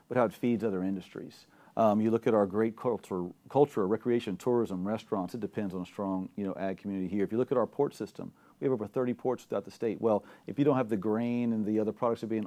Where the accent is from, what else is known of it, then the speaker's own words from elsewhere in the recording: Gonzales, Louisiana, United States; I was born and raised here in Louisiana. I'm from Gonzales, Louisiana, Ascension Parish